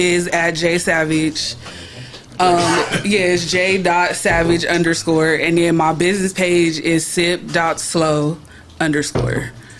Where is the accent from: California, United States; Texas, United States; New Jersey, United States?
California, United States; Compton; I'm from Compton.